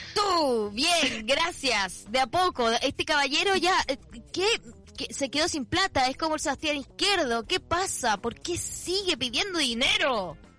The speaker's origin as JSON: {"language": "Spanish", "country": "Chile", "said": "Ya siento que soy como más chilena"}